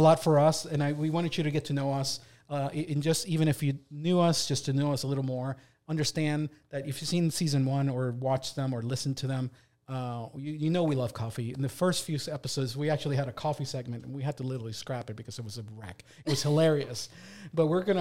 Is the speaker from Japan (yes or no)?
no; Puerto Rico; now in Delaware, United States; the stuff I grew up with in Puerto Rico